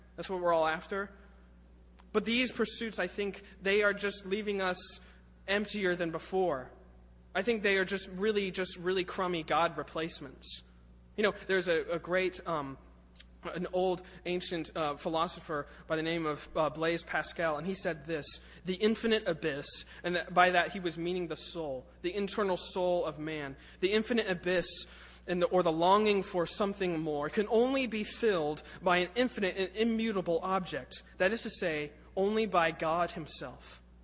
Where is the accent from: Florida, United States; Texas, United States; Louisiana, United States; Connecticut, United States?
Florida, United States; Lakeland; moved away; I was born in Lakeland